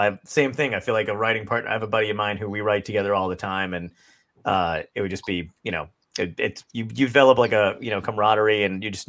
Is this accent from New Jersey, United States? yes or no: yes; Toms River, New Jersey, United States; moved away as an adult; now in California, United States; I grew up in Toms River.